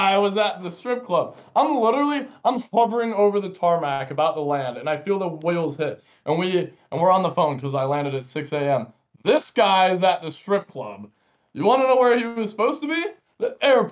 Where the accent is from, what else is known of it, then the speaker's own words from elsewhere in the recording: United States; I'm an American